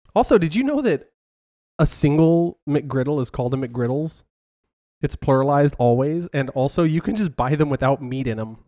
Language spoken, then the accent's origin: English; Southern California, United States; I grew up in Southern California